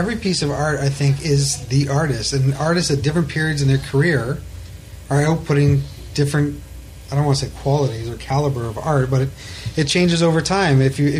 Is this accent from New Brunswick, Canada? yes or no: no; Ottawa, Ontario, Canada; moved away; I'm from Ottawa.